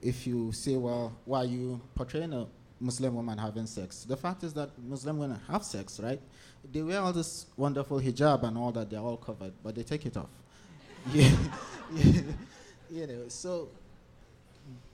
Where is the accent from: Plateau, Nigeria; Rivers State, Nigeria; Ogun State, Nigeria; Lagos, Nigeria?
Plateau, Nigeria; Jos; So I'm from Nigeria. I was born in Jos, which is kind of north central Nigeria